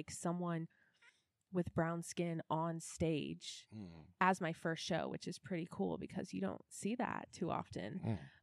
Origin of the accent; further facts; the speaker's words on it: Houston, Texas, United States; moved away as an adult; now in Memphis, United States; I'm a Houston girly